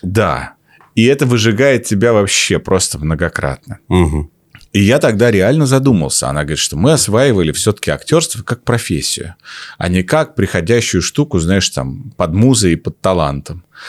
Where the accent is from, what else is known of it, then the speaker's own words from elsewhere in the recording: Omsk, Omsk Oblast, Russia; он так же, как и я, из Омска